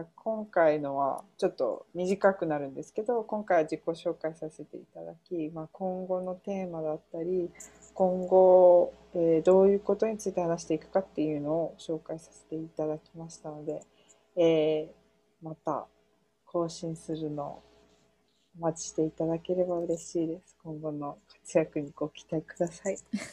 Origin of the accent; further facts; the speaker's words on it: United States; 出身はアメリカ生まれアメリカ育ちなんででも親が両方とも日本人